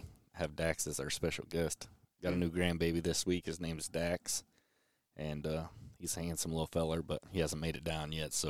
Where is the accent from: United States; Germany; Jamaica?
Germany; born there; And I was born in Germany.